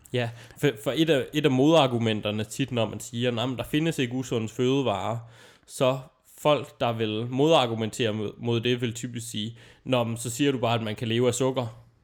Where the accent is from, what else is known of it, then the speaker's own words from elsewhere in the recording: Aalborg, North Denmark Region, Denmark; min hjemstavn